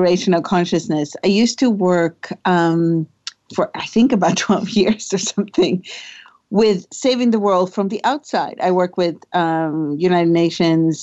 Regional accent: Sweden; So I grew up in Sweden. I'm born in Sweden. I guess I am Swedish. I still live there

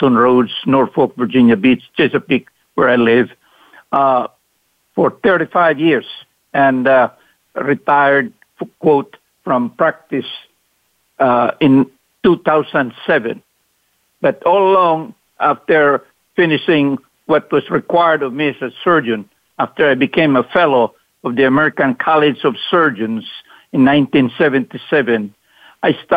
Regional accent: Mindanao, Philippines; moved away as an adult; also born or lived in Cebu, Philippines; now in United States; poor as we are, a family from the island of Mindanao in the Philippines

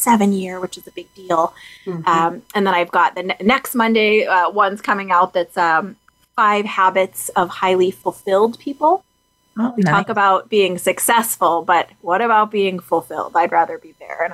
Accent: Boston, Massachusetts, United States; I'm an East Coast gal. I'm from Boston

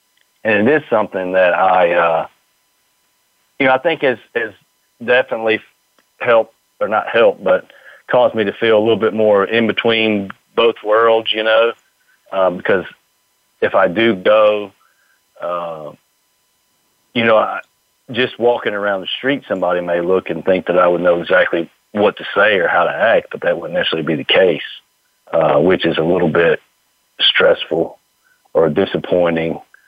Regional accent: the South, United States; growing up in the South

